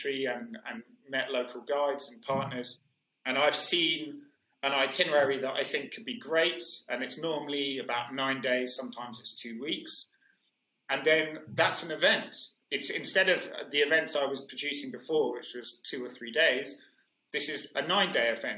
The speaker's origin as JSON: {"language": "English", "country": "United Kingdom", "also_born_or_lived": "Mexico / Spain", "said": "I moved back to the UK"}